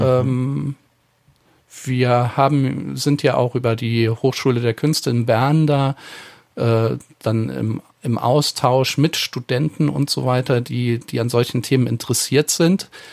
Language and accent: German; Eifel, Germany; mit den Dialekten in der Eifel, wo ich herkomme